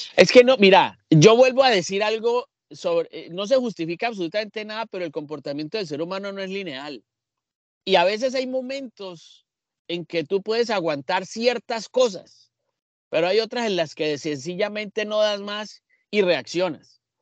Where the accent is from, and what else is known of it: Colombia